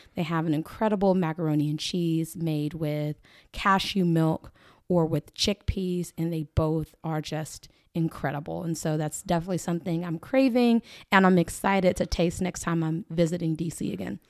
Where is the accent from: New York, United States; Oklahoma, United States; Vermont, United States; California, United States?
Oklahoma, United States; Lawton; also born or lived in Washington, D.C.; I am born and raised Oklahoman. I'm from Lawton, proud Lawtonian